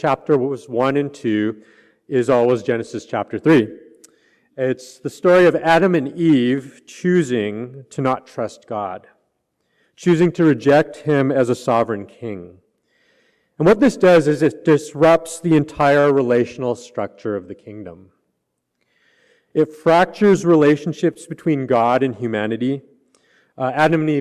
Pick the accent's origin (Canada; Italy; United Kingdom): Canada; moved away; I'm from Canada